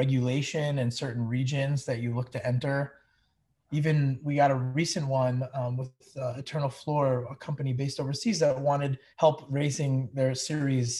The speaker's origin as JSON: {"language": "English", "region": "New York area", "country": "United States", "tie": "born or raised there", "also_born_or_lived": "Eastern Pennsylvania", "said": "I grew up in the New York area. I actually had been from there my whole life up until I was 18"}